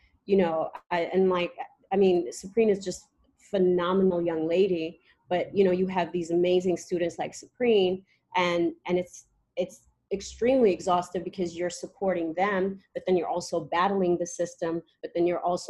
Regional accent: Eritrea; I'm from Eritrea, East Africa. I was always raised knowing where I come from

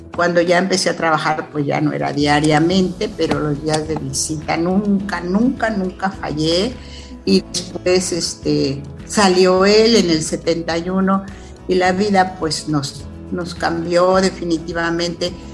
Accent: Chilpancingo, Guerrero, Mexico; moved away as an adult; also born or lived in Mexico City; estudié en Chilpancingo la secundaria, la el primer año de la carrera

